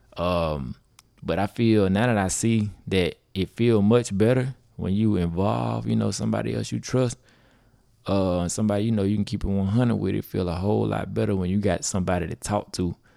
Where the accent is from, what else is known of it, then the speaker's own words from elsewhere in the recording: Grenada, Mississippi, United States; from Grenada, Mississippi